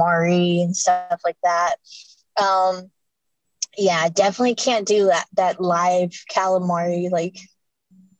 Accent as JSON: {"language": "English", "region": "California", "country": "United States", "tie": "born or raised there", "said": "I've been in here in California since I've been born"}